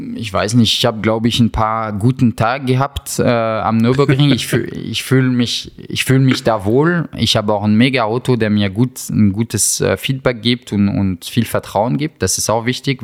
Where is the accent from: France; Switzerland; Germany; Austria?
France; German is a second language; als Franzose